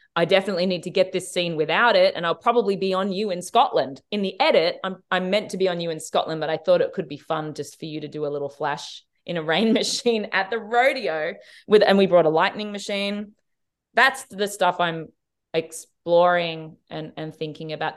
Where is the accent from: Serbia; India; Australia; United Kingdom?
Australia; as an Australian